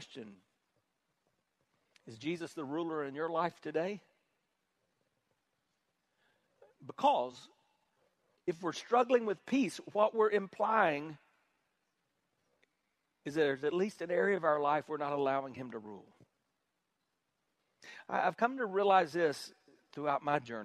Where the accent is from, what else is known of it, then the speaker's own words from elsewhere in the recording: South Carolina, United States; I'm from South Carolina